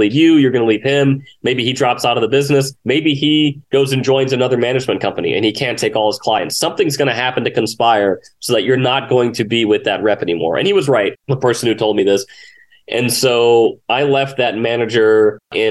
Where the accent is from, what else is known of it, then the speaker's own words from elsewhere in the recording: Richmond, Virginia, United States; moved away as an adult; now in Los Angeles, United States; I was born and lived in Richmond, Virginia for 30 years until I moved out here